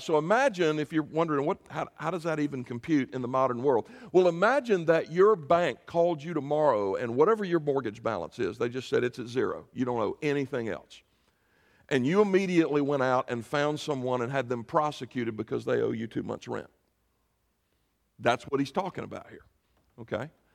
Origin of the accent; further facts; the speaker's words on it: South Carolina, United States; moved away; my home state, into Spartanburg